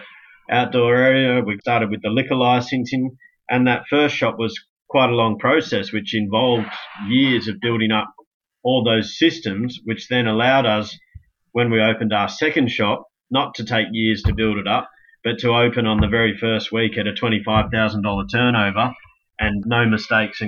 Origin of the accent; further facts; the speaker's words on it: Manly, New South Wales, Australia; Worked locally where I grew up in Manly